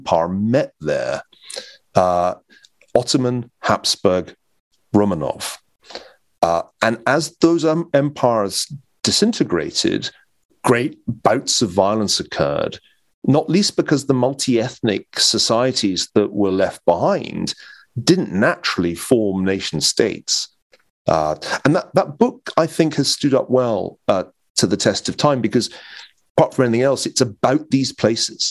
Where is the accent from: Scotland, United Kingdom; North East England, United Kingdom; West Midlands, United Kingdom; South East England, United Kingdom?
Scotland, United Kingdom; Glasgow; as a teenager in Glasgow.